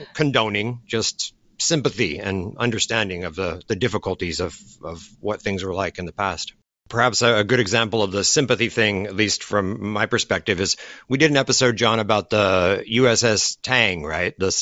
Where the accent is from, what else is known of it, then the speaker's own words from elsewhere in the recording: Kaohsiung, Taiwan; my hometown of Kaohsiung used to be the second city of Taiwan, and now it's the third